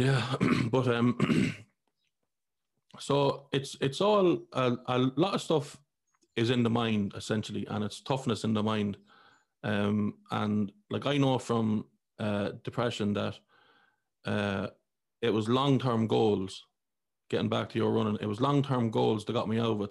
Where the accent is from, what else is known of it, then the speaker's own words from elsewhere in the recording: Ireland; I grew up in Ireland, I was a Catholic.